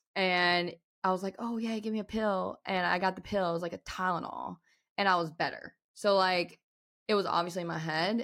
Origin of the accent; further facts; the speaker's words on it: Winston-Salem, North Carolina, United States; Winston-Salem where I was born